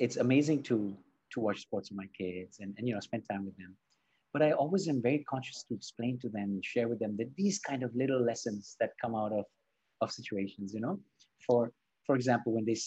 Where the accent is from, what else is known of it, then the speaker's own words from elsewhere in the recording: Spain; also born or lived in Barcelona; I was born and raised in, you know, I was born in Spain, and I live in Barcelona.